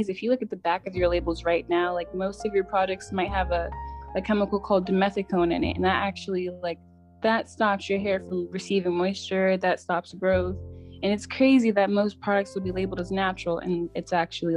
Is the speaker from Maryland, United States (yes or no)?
yes; Maryland, United States; I'm from Maryland, right outside of DC. So I would call it the DMV area